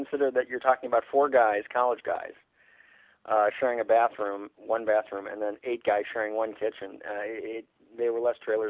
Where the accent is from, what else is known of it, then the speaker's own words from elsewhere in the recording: Chicago, Illinois, United States; I was growing up in Chicago